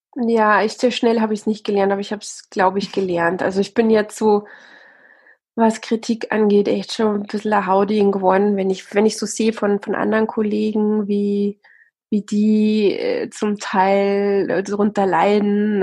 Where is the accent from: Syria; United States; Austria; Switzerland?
Austria; accent: Austrian; moved away as an adult; also born or lived in South Africa; now in Bavaria, Germany; eigentlich bin ich Österreicherin, also meine Eltern sind beide Österreicher und dann haben sich die irgendwann mal getrennt und dann bin ich in, äh, in Österreich aufgewachsen